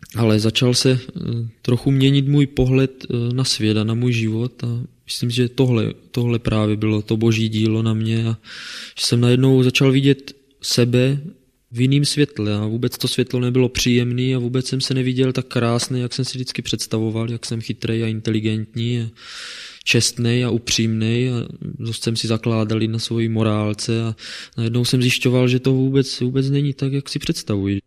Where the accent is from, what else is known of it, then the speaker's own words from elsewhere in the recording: Kroměříž, Zlín Region, Czechia; now in Brno, Czechia; pocházím tady z Kroměříže. Narodil jsem se v ateistické rodině